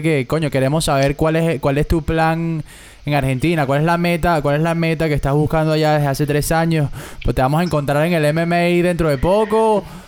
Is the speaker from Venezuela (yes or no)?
yes; Venezuela; moved away; nosotros los venezolanos que nos fuimos